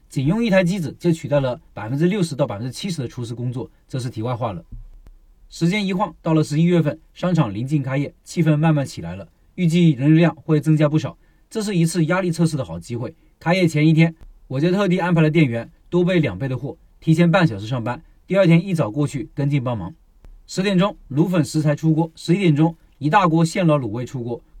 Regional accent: Hunan, China; 作为一个湖南人

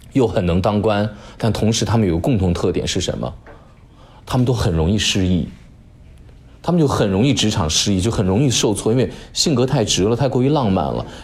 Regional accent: China; 我们中国人就叫它建盏

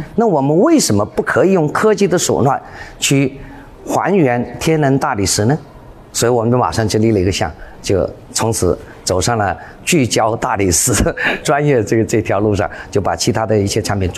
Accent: Jingdezhen, Jiangxi, China; now in Foshan, China; 三十多年。我是从景德镇来到石湾镇嘛，这两个都是一个是做瓷的，一个叫瓷都，一个叫陶都。

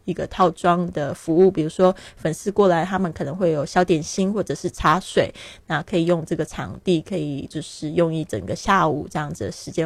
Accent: Taiwan; moved away as an adult; also born or lived in Shanghai, China; now in Barcelona, Spain; 那我今年是三十六岁，很多人都不知道我的年龄哦，因为他们都说我看起来挺年轻的，因为我常常旅行，心情也保持愉快，所以不会显老。 那我是出生在台湾，但是我爸爸是在上海出生的，所以一直都感觉对上海很有缘分哦

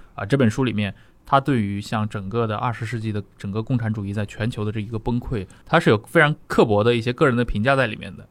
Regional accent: China

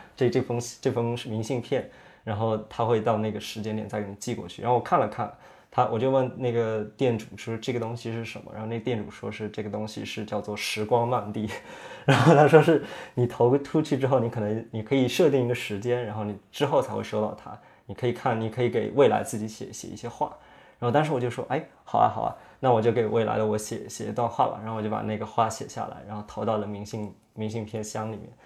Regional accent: Yunnan, China; moved away as an adult; also born or lived in United States; 我是出生在云南那边，就是一个，呃，五线城市，五线小城。然后我们那边其实没有太多这种艺术的这种氛围

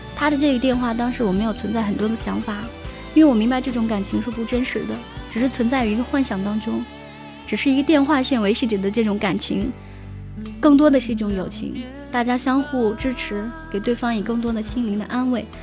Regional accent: Taiyuan, Shanxi, China; moved away as an adult; also born or lived in Zhangjiajie; 我就离开了我的家乡。我是土生土长的太原人。当时我离开了家乡之后，就怀着一个年轻的心去找自己的理想。我去了南方

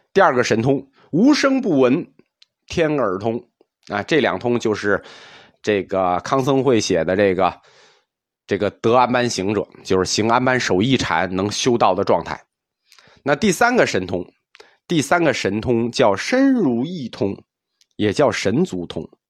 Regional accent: China; 我们中国人

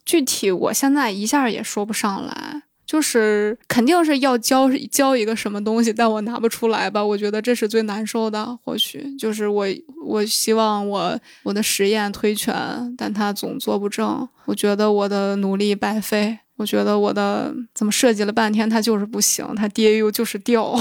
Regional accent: Shanxi, China; moved away; 我的老家山西

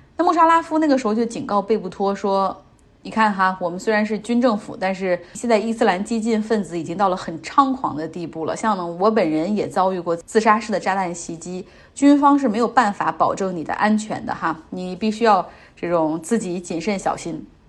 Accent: China; 我们中国人对他有一个更加熟悉的名字哈，叫贝布托。

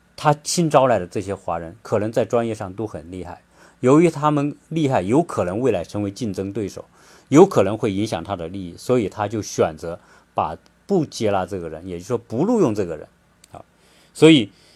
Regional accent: China; moved away as an adult; also born or lived in Zhuhai; now in United States; 我们中国人喜喜欢玩小聪明

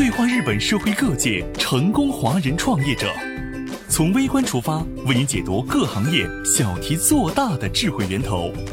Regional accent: Hulunbuir, Inner Mongolia, China; moved away as an adult; also born or lived in Hokkaido, Japan; now in Japan; 我家在呼伦贝尔啊

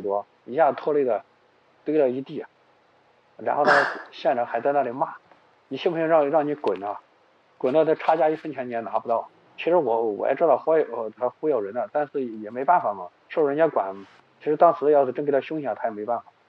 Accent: Xuchang, Henan, China; 我是河南人嘛，河南许昌人，打工有十，十几年打工经历了

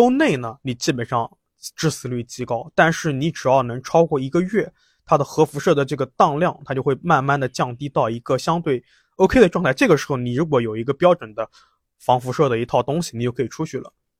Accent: Nanjing, Jiangsu, China; 其实作为一个南京人，就已经不太希望能，就不太想看到这些观点了。

